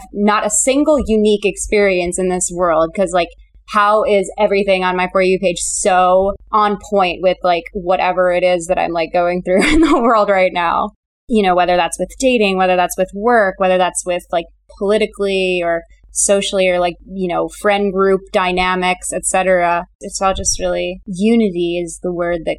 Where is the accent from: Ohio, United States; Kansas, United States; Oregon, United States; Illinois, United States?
Illinois, United States; Chicago; born or raised there; now in Los Angeles, United States